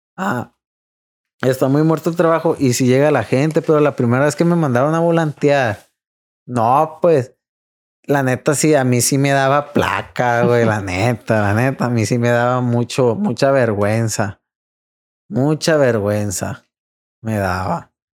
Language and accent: Spanish; Los Mochis, Sinaloa, Mexico; es de aquí de Mochis, porque nosotros somos de Mochis